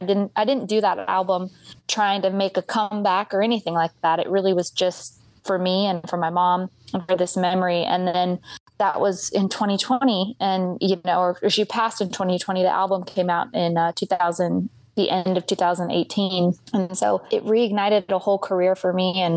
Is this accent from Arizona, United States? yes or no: no; Red River, New Mexico, United States; also born or lived in California; now in Midlothian, United States; But I was born in California, but we moved to Red River, New Mexico when I was really young. And so I grew up in New Mexico.